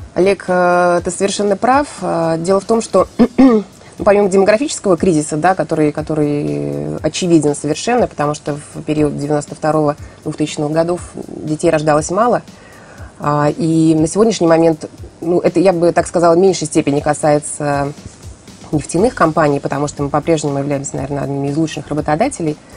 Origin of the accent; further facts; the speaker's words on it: Saint Petersburg, Russia; я петербурженка